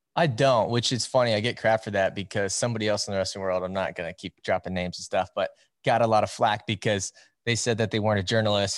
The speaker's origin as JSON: {"language": "English", "region": "Iowa", "country": "United States", "said": "I'm from Iowa, and as you know, and most people know, it's wrestling country around here. Um, I grew up around the sport"}